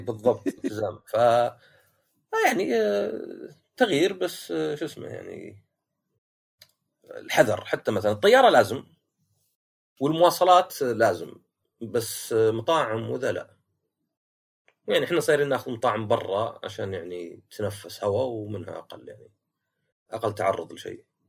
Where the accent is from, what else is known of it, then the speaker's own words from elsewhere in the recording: Shaqra, Riyadh Province, Saudi Arabia; انا من شقره